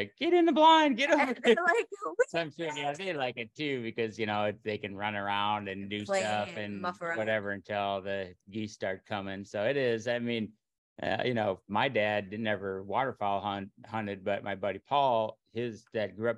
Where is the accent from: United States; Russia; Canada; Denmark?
United States; Minnesota; moved away as an adult; now in Iowa, United States; I grew up in Minnesota